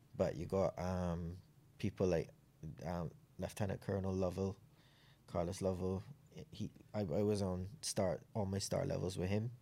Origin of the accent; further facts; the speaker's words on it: Clifton Hall, Saint John, Barbados; moved away as an adult; also born or lived in England; I was raised in Clifton Hall in Saint John